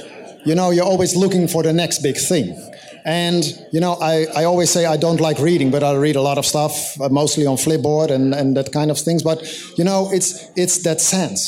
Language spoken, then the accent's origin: English; Amsterdam, North Holland, Netherlands; we are from Amsterdam